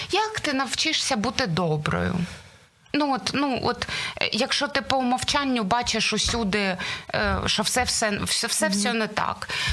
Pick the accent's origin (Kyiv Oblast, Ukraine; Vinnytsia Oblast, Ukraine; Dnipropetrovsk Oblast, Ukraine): Dnipropetrovsk Oblast, Ukraine; Dnipro; Я з Дніпра. Ми були перша перша семірка людей, сімка людей, студентів, які поїхали з Дніпра